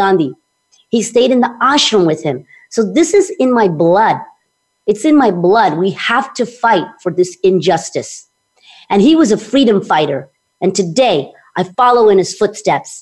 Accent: United States; also born or lived in Mumbai, India / Texas; I was born in Mumbai, but I came to America at age one. So I lived the American way

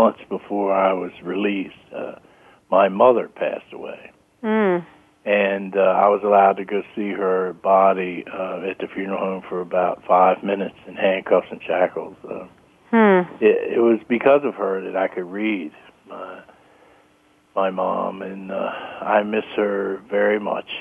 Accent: Maryland, United States; my home state of Maryland

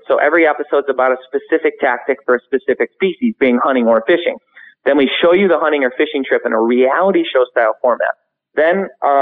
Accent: Michigan, United States; we're from Michigan

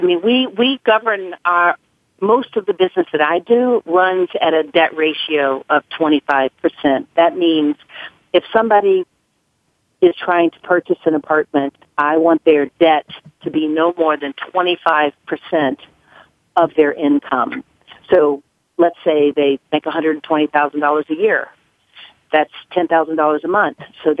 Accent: the South, United States; I was raised in the South, and, you know, I was raised to never talk about money.

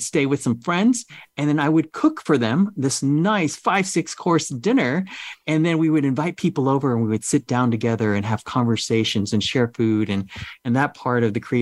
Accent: United States; also born or lived in Vietnam; growing up in America

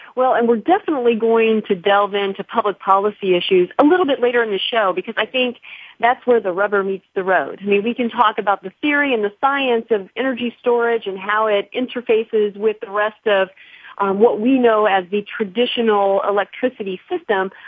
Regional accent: Mount Vernon, Illinois, United States; now in California, United States; my hometown, Mount Vernon, Illinois

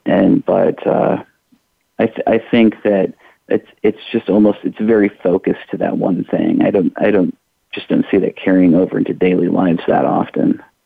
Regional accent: Iowa, United States; now in Louisville, United States; I'm originally from Iowa

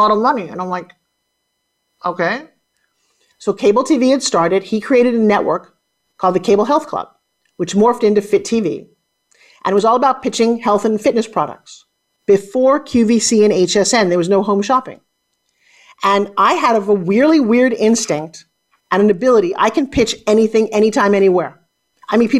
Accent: New York, United States; I come from New York

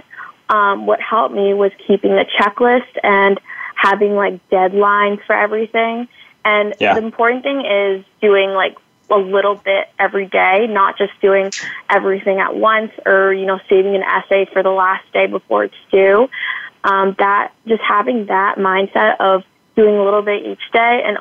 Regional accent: Acton, Massachusetts, United States; I grew up in Acton, Massachusetts

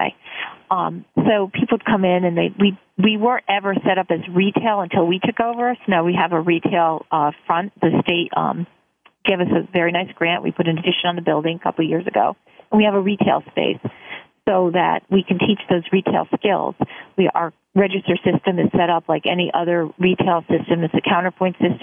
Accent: Guilford, Connecticut, United States; I grew up here in Guilford

